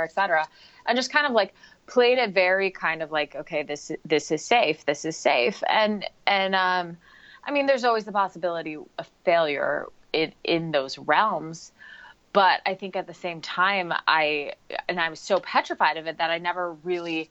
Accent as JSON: {"language": "English", "town": "Portland", "region": "Oregon", "country": "United States", "tie": "born or raised there", "moved": "as an adult", "lives_now": "San Jose, United States", "said": "I am originally from Portland, Oregon. So lifelong Oregonian. Well, not lifelong, but born and raised."}